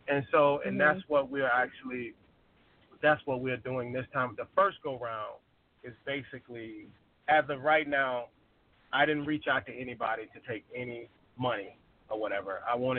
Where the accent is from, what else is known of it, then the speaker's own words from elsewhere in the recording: Arkansas, United States; moved away; I'm originally from Arkansas. And when I grew up there, I left in like 2002. And when I left there, you know, certain areas were like pretty decent areas, you know.